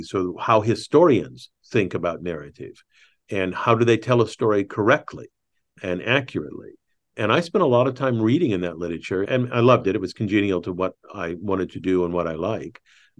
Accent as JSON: {"language": "English", "region": "Michigan", "country": "United States", "tie": "born or raised there", "also_born_or_lived": "Indiana", "accent": "Southern Indiana", "said": "I think we're both Midwesterners. I was born in Indiana, raised in Michigan, and actually had a Southern Indiana accent, which I worked with a voice teacher to get rid of when I was in my 30s, I think."}